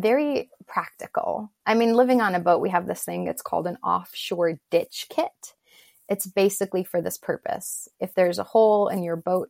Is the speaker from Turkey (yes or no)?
yes; Istanbul, Turkey; moved away; also born or lived in Rize, Turkey; Rize, which is the town that I was born in, but I grew up in Istanbul, but I was born there